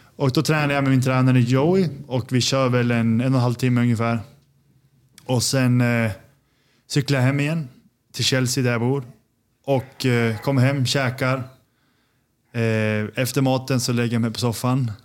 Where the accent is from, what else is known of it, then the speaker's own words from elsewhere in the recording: Sundsvall, Västernorrland County, Sweden; moved away as an adult; also born or lived in Copenhagen, Denmark; now in New York, United States; Född och uppvuxen i Sundsvall